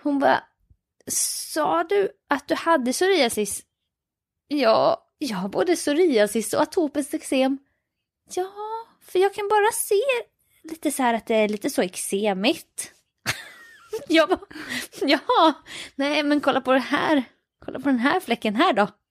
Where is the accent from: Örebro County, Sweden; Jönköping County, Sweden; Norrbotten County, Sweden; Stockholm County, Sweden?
Jönköping County, Sweden; Jönköping; nej Jönköping